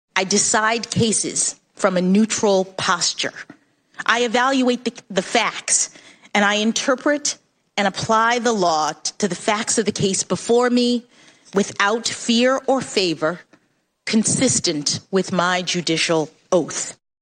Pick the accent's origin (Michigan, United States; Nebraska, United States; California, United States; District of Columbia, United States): District of Columbia, United States; Washington; When I was born here in Washington